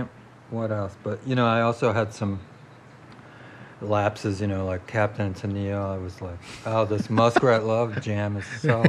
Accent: Chicago, Illinois, United States; also born or lived in London / Tampa, Florida; Chicago, pretty much. You grew up in Chicago? Yeah, since I was like 5. I was born in London.

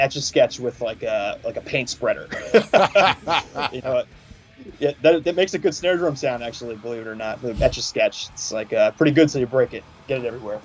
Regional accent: Philadelphia, Pennsylvania, United States; moved away as an adult; also born or lived in Washington State; I spent my childhood in uh, in uh, Holmesburg, kind of Tarsville Common area

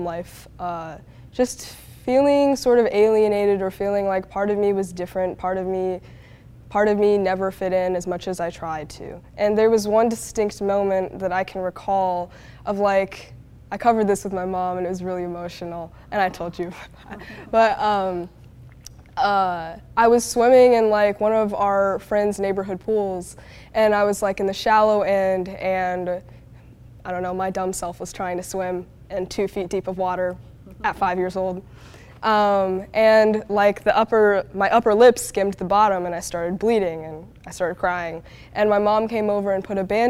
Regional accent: United States; also born or lived in China; They came and got me and brought me back to the States

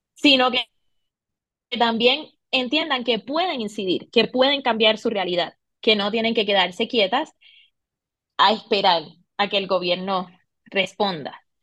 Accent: Puerto Rico; moved away as an adult; now in Bogotá, Colombia; soy de Puerto Rico, de la isla, del encanto

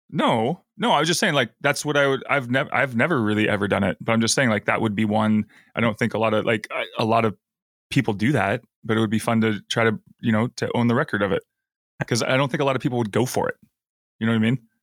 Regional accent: Alaska, United States; growing up in Alaska

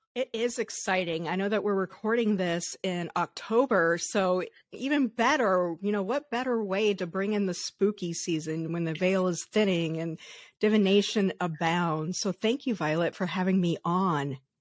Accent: Colorado, United States; I grew up in Colorado in the 80s

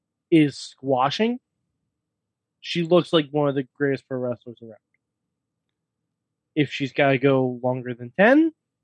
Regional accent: New York, United States; you know, we're from New York.

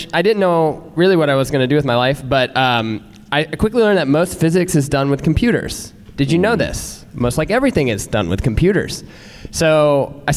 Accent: Versailles, Ohio, United States; moved away; I'm from Ohio, a small town called Versailles

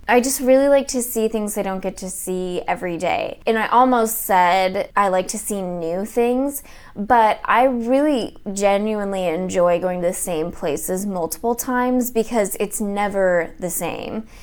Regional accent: United States; I grew up in America

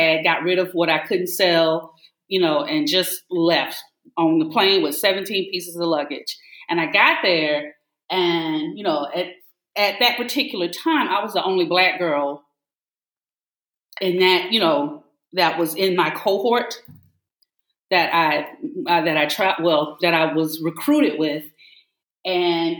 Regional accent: Decatur, Georgia, United States; accent: Southern; moved away as an adult; also born or lived in Shanghai, China; I'm a proud Southern girl. I grew up in Decatur, Georgia, Gresham Park

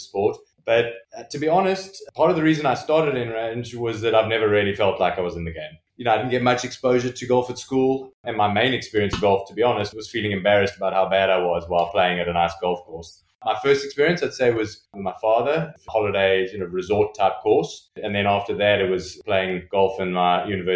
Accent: South Africa; also born or lived in Johannesburg; now in London, United Kingdom; I come from South Africa originally.

